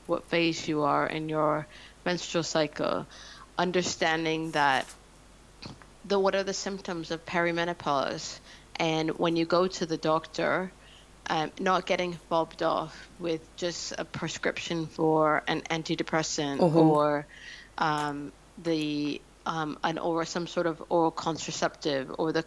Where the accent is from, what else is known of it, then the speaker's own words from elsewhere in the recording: Canada; moved away as an adult; now in London, United Kingdom; I'm Canadian, so I'd lived in London for about 5 years at that point